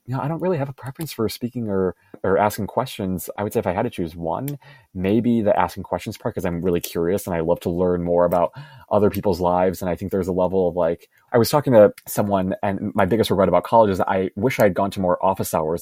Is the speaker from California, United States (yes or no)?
no; Chicago, Illinois, United States; moved away as an adult; also born or lived in Los Angeles, United States; I'm currently in Chicago, my hometown